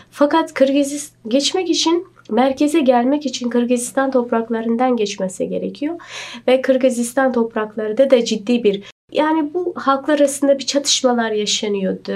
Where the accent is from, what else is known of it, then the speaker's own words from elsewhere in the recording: Shahrisabz, Qashqadaryo Region, Uzbekistan; moved away as an adult; also born or lived in Istanbul, Turkey; now in Turkey; ben e, Şahrisabzliyim